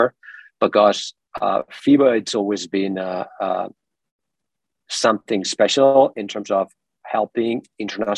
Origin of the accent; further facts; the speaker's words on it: Terrassa, Catalonia, Spain; moved away as an adult; also born or lived in Dominican Republic; in a city, it's called Terrassa. It's my hometown near Barcelona